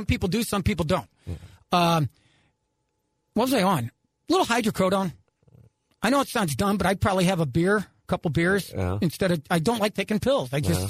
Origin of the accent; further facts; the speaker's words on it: Ireland; And, you know, I'm Irish.